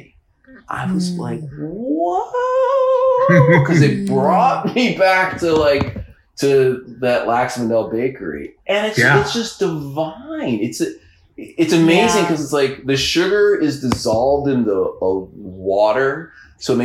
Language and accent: English; University Heights, Ohio, United States; I grew up in University Heights, outside of Cleveland, Ohio